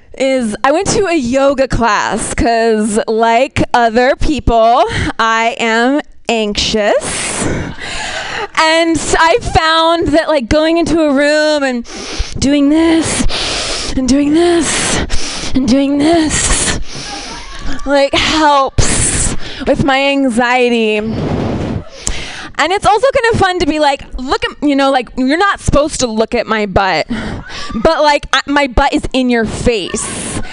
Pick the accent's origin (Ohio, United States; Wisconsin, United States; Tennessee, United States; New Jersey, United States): Ohio, United States; I'm from Ohio. So this is like my Europe.